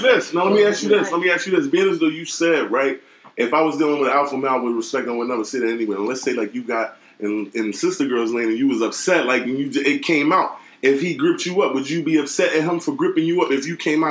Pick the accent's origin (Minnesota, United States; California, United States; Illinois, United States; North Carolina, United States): California, United States; born there; Southern part of California. I was born in Southern California.